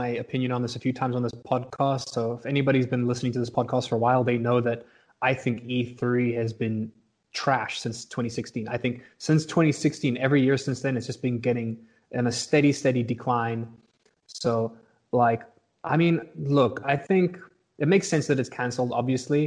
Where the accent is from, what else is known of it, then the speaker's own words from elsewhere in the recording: South Africa; born and raised in South Africa